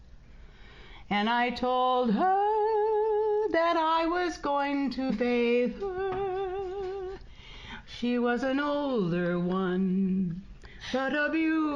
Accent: Salmon, Idaho, United States; I was born in Salmon, Idaho, when my parents came down from Canada

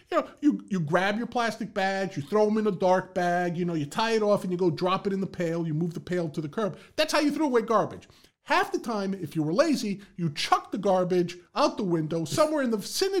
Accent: Bronx, New York, United States; Growing up in the Bronx, this was the task of throwing out garbage.

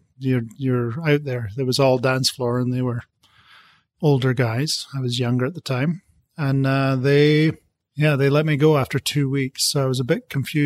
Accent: Aberdeen, Scotland, United Kingdom; moved away as an adult; now in United States; When I grew up in Aberdeen, so we had oil and gas all around us.

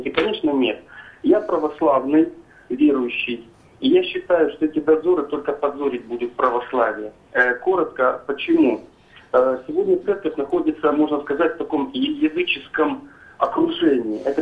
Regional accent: Moscow, Russia; я сам русский, москвич. Жена у меня чеченка, мусульманка.

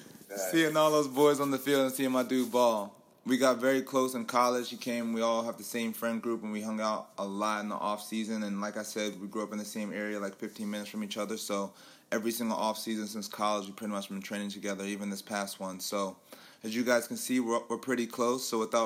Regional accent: Maryland, United States; we're both from Maryland, grew up in the same area.

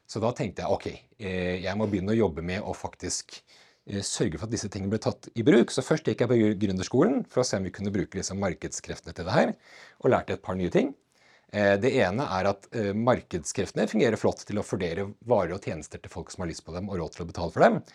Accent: Gjøvik, Innlandet, Norway; born there; jeg er eh, født eh, på Gjøvik sykehus eh, og bodde

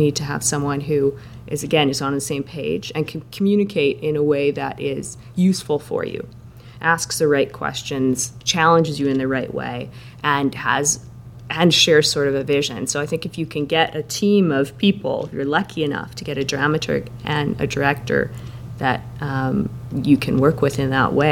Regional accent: Saskatchewan, Canada; moved away; I was born in Saskatchewan, so I've got relatives there

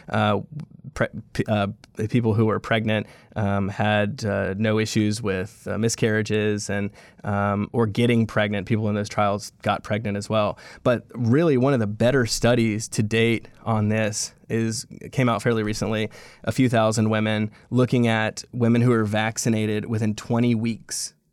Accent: Louisiana, United States; I'm from Louisiana, I'm from here, I was born and raised in this state

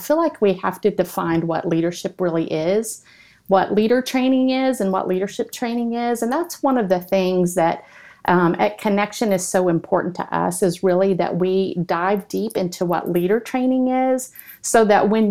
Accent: Texas, United States; now in Oklahoma, United States; I'm from Texas, but I live in Oklahoma

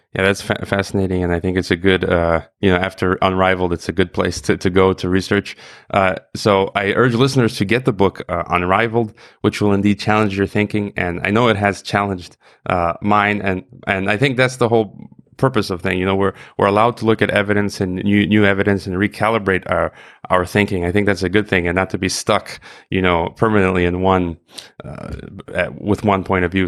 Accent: United States; myself as an American

